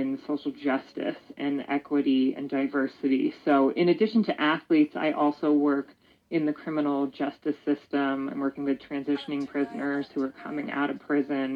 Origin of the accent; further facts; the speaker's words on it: Denver, Colorado, United States; also born or lived in New York City; me growing up in Denver, Colorado